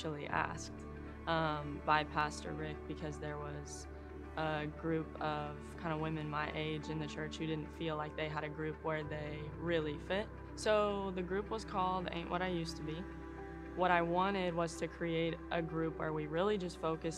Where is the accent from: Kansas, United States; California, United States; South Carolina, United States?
Kansas, United States; moved away as an adult; also born or lived in Auburn, Alabama; now in Pensacola, United States; I am originally from Kansas